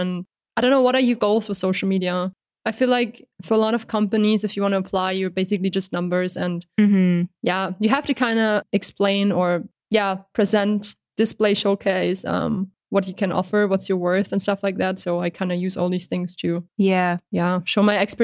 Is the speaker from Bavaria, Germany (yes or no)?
yes; Bavaria, Germany; English is a second language; I come from Bavaria in Germany, but I have a pretty strong accent.